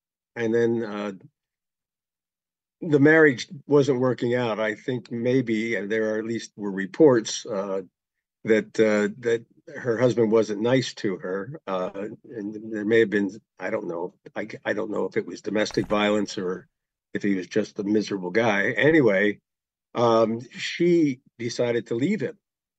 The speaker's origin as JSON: {"language": "English", "area": "Lancaster County", "region": "Pennsylvania", "country": "United States", "tie": "born or raised there", "said": "I grew up in Lancaster County"}